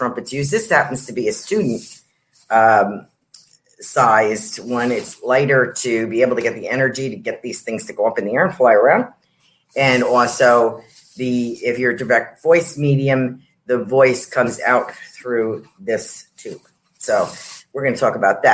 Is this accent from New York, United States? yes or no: yes; New York, United States; I'm from New York